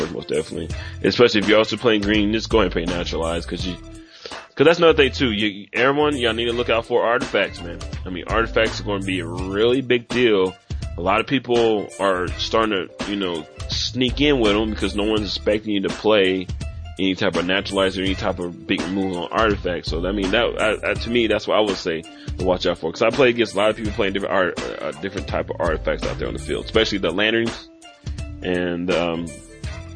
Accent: Indianapolis, Indiana, United States; also born or lived in Northeast Texas; now in Texas, United States; originally I'm from Indianapolis

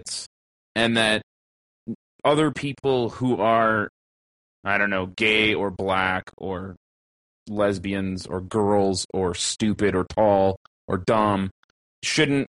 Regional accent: Canada; Caucasian slash mixed bred Canadian regular ass fucking person

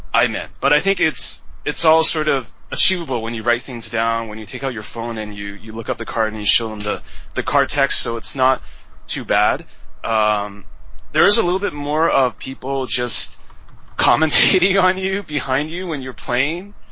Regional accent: Vancouver, British Columbia, Canada; moved away as an adult; also born or lived in Taiwan; now in Beijing, China; I'm from Taiwan originally, but I grew up in Canada since I was seven, so I'm Taiwanese Canadian. But uh, so in Vancouver

